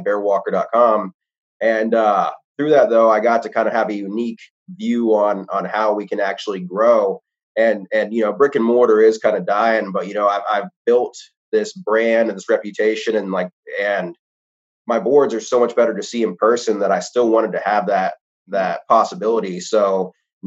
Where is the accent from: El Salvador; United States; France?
United States; South Carolina; moved away as an adult; now in Alabama, United States; I grew up in South Carolina